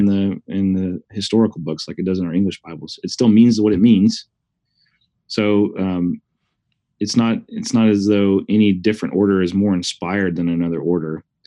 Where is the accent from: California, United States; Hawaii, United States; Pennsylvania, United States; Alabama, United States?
Alabama, United States; Huntsville; moved away as an adult; also born or lived in Wake Forest, North Carolina; now in Oklahoma, United States; we're both from Huntsville, Alabama. Uh, we met in high school